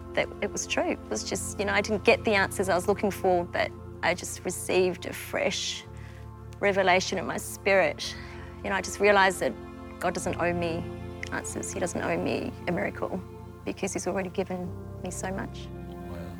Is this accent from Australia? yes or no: yes; Melbourne, Victoria, Australia; also born or lived in Malaysia; I was born in Malaysia yeah. um, and I was the baby of a family of five. So, wow. mum, dad, brother, sister, yeah. and me. Um, we migrated to Melbourne when I was five years old, um, and that's where I grew up